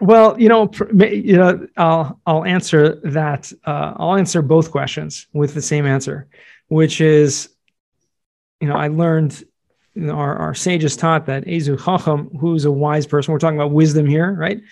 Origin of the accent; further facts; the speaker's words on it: Southern California, United States; moved away as an adult; also born or lived in Jerusalem, Israel / New York; I grew up in Southern California